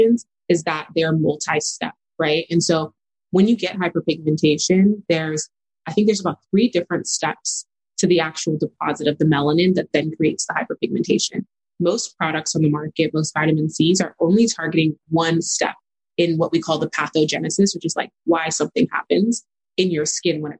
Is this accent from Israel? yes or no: no; El Paso, Texas, United States; I grew up in El Paso, Texas. So that's west side of Texas. I'm a first-gen Nigerian daughter of immigrants, born and raised there